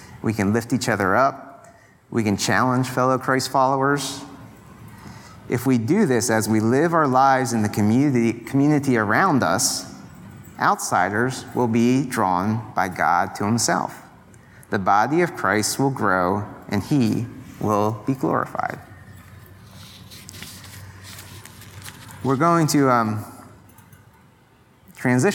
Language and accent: English; Pennsylvania, United States; moved away; I'm from Pennsylvania